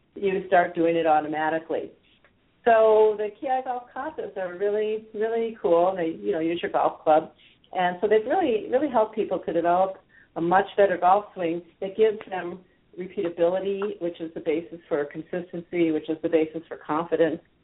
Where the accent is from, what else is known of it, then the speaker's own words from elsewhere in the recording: the Midwest, Wisconsin, United States; moved away as an adult; also born or lived in San Francisco, California / Israel; I grew up in the Midwest